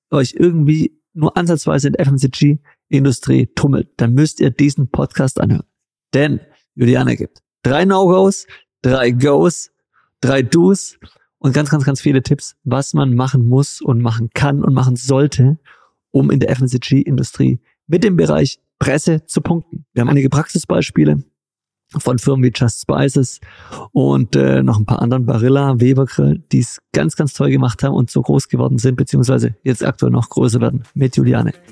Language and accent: German; Stuttgart, Baden-Württemberg, Germany; wir haben einen wahnsinnig leckeren Veggie-Döner bei uns in Stuttgart